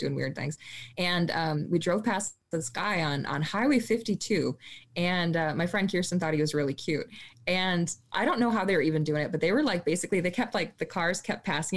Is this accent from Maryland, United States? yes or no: no; Minnesota, United States; So I grew up in Minnesota